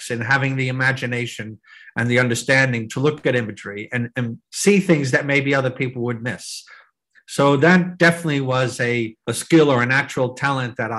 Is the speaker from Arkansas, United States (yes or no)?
no; New Jersey, United States; I growing up as a kid in New Jersey, in the shadow of New York City